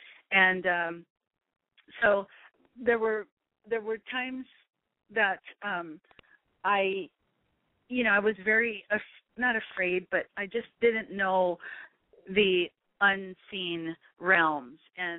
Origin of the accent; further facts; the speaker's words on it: Hawaii, United States; And particularly for me and growing up in Hawaii, we were never taught to, like, you know, love ourselves or hug ourselves.